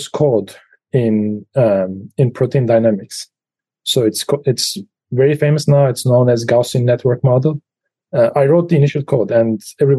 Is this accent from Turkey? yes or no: yes; Turkey; moved away as an adult; also born or lived in Pittsburgh, United States / Los Alamos, United States / Germany; now in State College, United States; I was grown in Turkey until the age of 23.